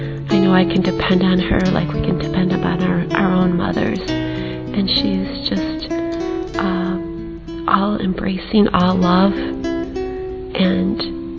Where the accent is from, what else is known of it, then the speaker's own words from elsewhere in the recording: Michigan, United States; I'm from Michigan in the United States of America.